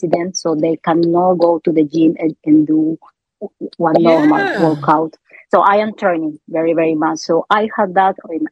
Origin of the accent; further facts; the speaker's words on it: Colombia; English is a second language; moved away as an adult; now in Sweden; I am from Colombia